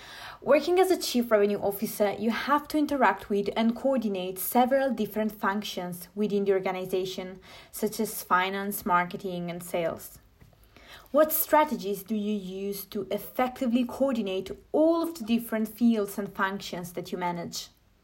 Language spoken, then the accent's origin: English; Parma, Emilia-Romagna, Italy; now in Milan, Italy; I am from Parma in Italy, but I'm currently living in Milan